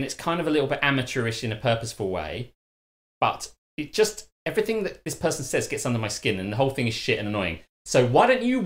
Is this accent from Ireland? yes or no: no; United Kingdom; as a British guy